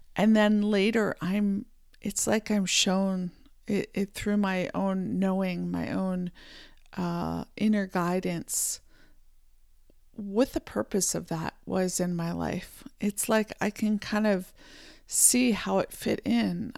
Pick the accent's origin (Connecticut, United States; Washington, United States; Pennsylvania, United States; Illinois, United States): Pennsylvania, United States; I was born in Pennsylvania in the United States, and I, uh, grew up, uh, riding horses